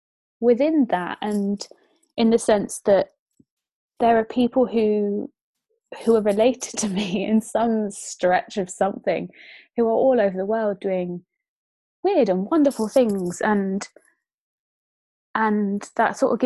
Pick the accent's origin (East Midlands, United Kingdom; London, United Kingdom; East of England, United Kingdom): East of England, United Kingdom; Bedfordshire; when I was growing up in Bedfordshire